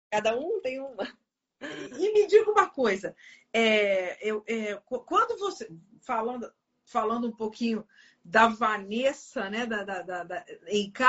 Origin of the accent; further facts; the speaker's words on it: Bento Gonçalves, Rio Grande do Sul, Brazil; Sempre morei aqui sempre morou em Bento, nascida e criada em Bento Gonçalves.